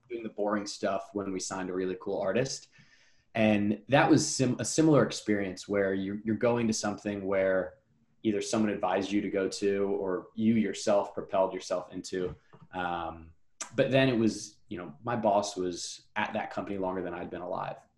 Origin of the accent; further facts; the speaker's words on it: New Jersey, United States; now in New York, United States; I'm from New Jersey.